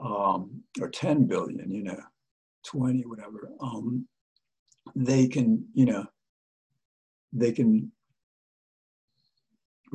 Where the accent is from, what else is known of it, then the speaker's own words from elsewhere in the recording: United States; we as the American people